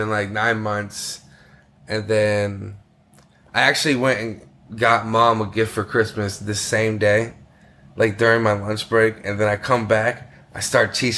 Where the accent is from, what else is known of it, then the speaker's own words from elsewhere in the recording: United States; moved away as an adult; also born or lived in China; being American